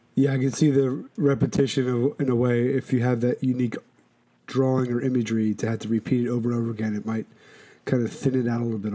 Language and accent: English; Philadelphia, Pennsylvania, United States; now in Shelton, United States; I'm born and raised in Philadelphia